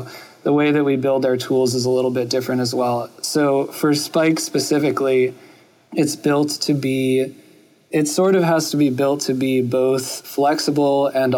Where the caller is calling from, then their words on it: New York, United States; I'm calling in from New York.